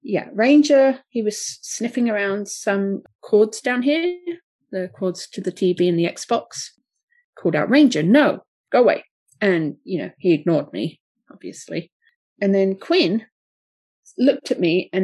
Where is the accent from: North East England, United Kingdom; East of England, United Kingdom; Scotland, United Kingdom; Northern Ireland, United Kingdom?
East of England, United Kingdom; Watford; Watford, which is my team from my hometown